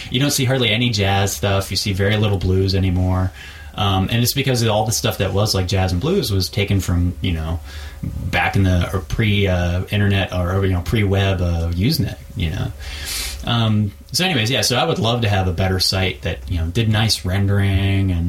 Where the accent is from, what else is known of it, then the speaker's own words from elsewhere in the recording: Texas, United States; born there; I'm sort of from Texas. I was born there. I you know traveled around a lot